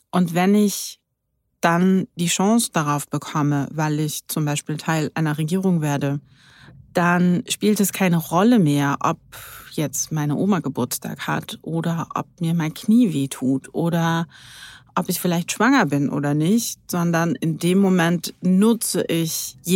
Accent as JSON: {"language": "German", "region": "Berlin", "country": "Germany", "tie": "born or raised there"}